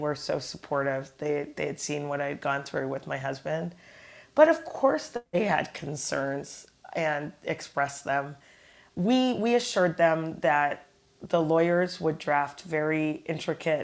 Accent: Toronto, Ontario, Canada; now in New York, United States; we're both from Toronto, Canada, and strangely, we both live in the United States, in neighboring states.

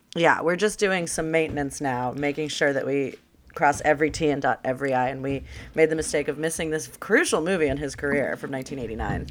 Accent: Los Angeles, California, United States; born or raised there

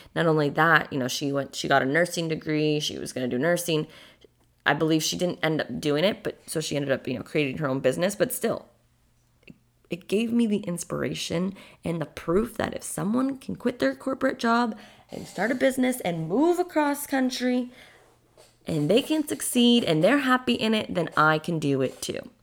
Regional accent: a small town in Massachusetts, United States; moved away as an adult; also born or lived in Boston; now in Florida, United States; I'm from a small town in Massachusetts

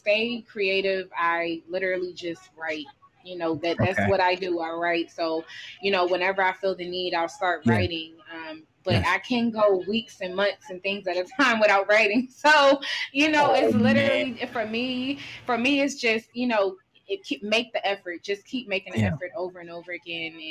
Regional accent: New York City, New York, United States; now in New Jersey, United States; originally I'm from New York. I rep the Bronx all day

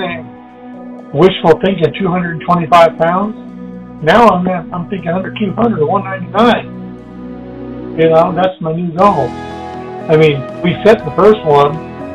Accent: Mexico; also born or lived in California, United States; now in Texas, United States; she took us all back to Mexico. And I grew up on a farm

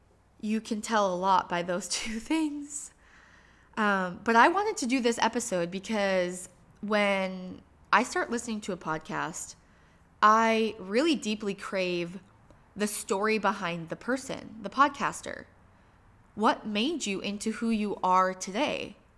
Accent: Michigan, United States; I grew up in Upper Michigan.

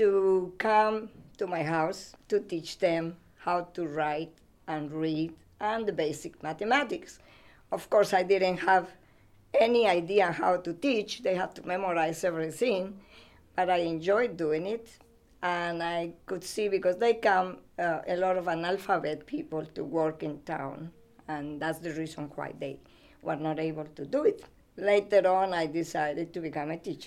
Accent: Ecuador; English is a second language; moved away as an adult; also born or lived in Florida, United States; now in United States

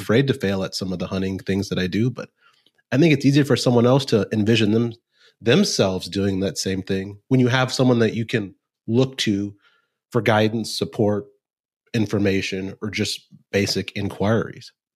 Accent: Nebraska, United States; moved away as an adult; also born or lived in Texas / Chicago; now in Kansas City, United States; I was born in Texas, so I like to say I have Texas blood in my veins, but I grew up in Nebraska

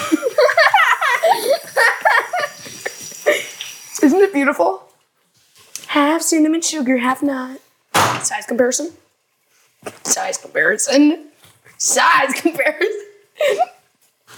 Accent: United States; I'm American

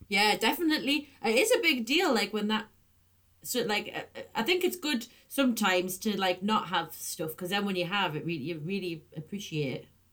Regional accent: the Northeast, North East England, United Kingdom; moved away as an adult; I used to try and soften my accent quite a lot but then when I moved away, I was like so determined not to lose it that it definitely got stronger

